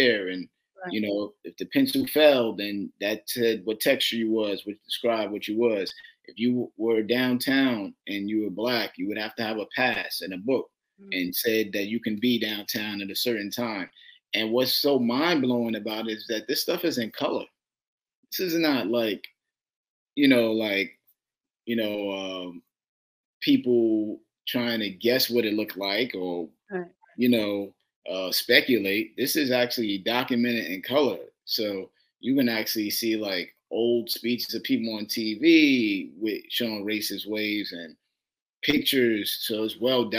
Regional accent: New York City, New York, United States; I'm from Brooklyn

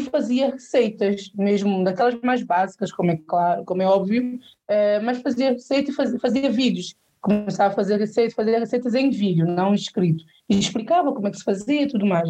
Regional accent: Portugal; accent: São Tomé; also born or lived in São Tomé and Príncipe; eu cresci em Portugal

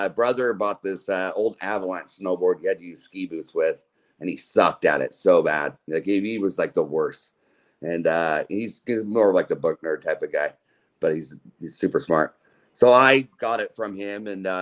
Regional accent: Utah, United States; moved away; also born or lived in Oakland / Lake County / Mendocino; I grew up in Utah. I was Utah born and raised in a Mormon family

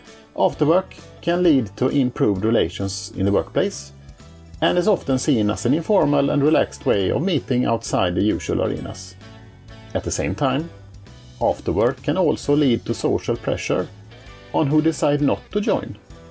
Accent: Sweden; I'm from Sweden.

